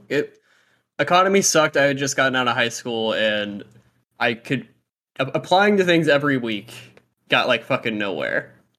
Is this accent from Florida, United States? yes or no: yes; Fort Walton Beach, Florida, United States; I'm, like, from, uh, like, Fort Walton